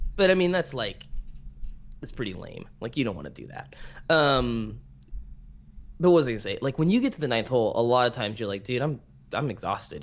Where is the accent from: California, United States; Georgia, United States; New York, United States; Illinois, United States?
California, United States; American Canyon; I grew up in American Canyon